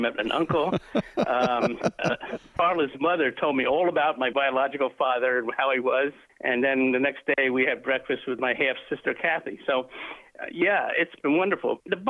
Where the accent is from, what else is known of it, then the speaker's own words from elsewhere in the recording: New York City, New York, United States; the hospital I was born in Brooklyn.